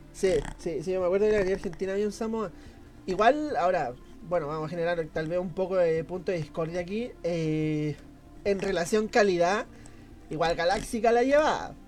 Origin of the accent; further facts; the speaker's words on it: Valparaíso, Chile; somos de Valparaíso